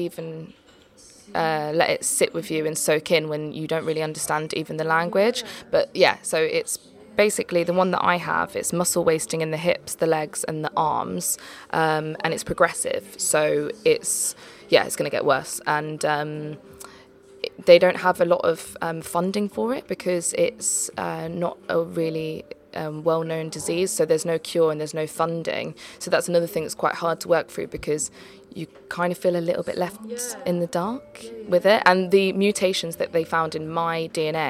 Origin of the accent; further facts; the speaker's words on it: Leicester, East Midlands, United Kingdom; moved away as an adult; also born or lived in London; I came from Leicester, so that's where I was brought up, and then I moved to London when I was 18 to go to Arts Ed.